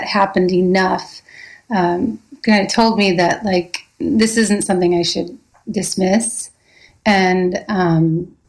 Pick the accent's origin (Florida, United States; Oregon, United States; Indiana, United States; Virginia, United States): Indiana, United States; Fort Wayne; now in New York, United States; I grew up in Fort Wayne, Indiana